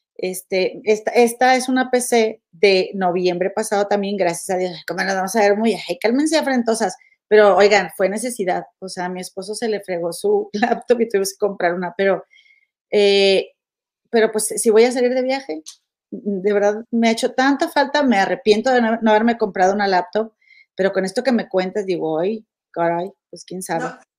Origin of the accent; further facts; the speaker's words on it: Monterrey, Nuevo León, Mexico; moved away; soy bien de Monterrey